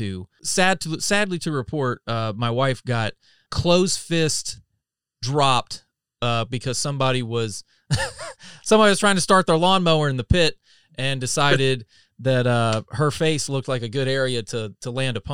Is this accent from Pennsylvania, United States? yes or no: no; North Carolina, United States; I'm from North Carolina, you know, dead center